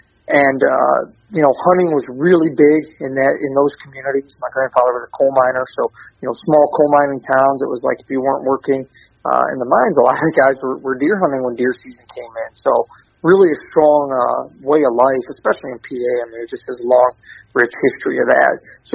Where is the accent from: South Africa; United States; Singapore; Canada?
Canada; born there; So he actually shot a moose the day I was born in Canada.